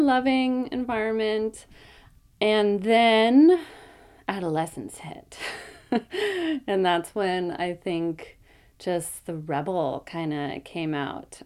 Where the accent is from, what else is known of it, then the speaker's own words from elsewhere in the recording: Oakland, California, United States; so I grew up in Oakland. Um, grew up in the hills over by the Oakland Zoo